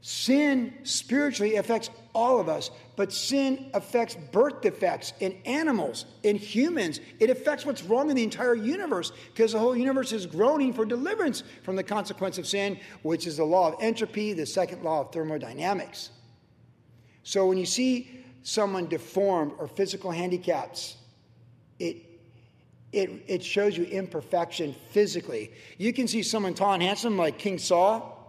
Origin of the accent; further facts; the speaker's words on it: Guam; also born or lived in Cleveland; Growing up in Guam, first, the Christmas almost bit my tongue off in Guam. I was 4 and 5. Kindergarten in Cleveland, I remember it really well.